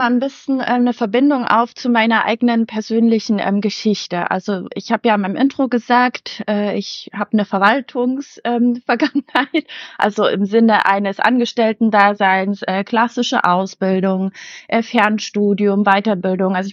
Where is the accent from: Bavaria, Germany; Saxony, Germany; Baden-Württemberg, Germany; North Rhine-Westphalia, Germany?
Saxony, Germany; Leipzig; born there; Ich bin in Leipzig geboren und ich liebe Leipzig.